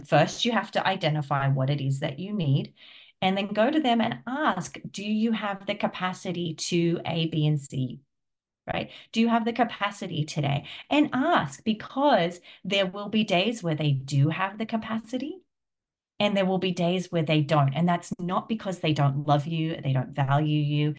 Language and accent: English; Australia; now in United States; I'm Australian, but I live in America